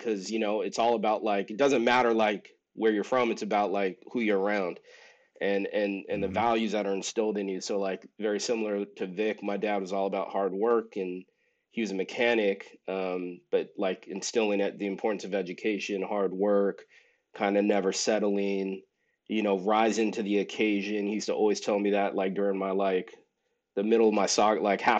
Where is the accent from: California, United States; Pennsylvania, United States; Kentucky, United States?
California, United States; Southern; Both my parents are from Haiti. I was raised in Southern California.